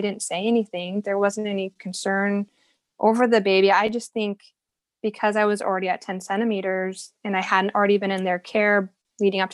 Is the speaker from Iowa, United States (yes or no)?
yes; Iowa, United States; moved away as an adult; also born or lived in Texas; we're from Iowa, but we had moved down to Texas for a couple years